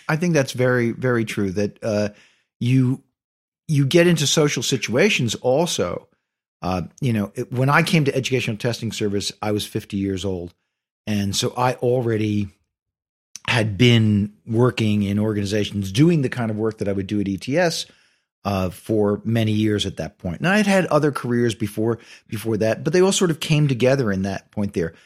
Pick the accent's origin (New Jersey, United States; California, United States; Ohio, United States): New Jersey, United States; Ridgefield Park; born or raised there; also born or lived in Bronx, New York / Rutherford, New Jersey